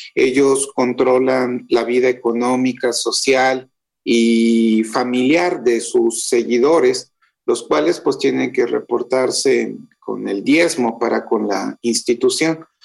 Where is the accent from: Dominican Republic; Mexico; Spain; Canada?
Mexico; Guadalajara, Jalisco; yo soy de Guadalajara